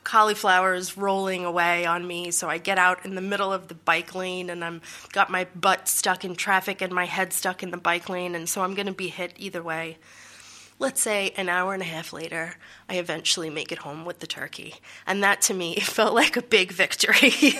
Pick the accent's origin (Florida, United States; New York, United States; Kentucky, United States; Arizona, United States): New York, United States; New York City; moved away as an adult; now in Netherlands; I'm from New York City, living in the Netherlands for about six and a half years now.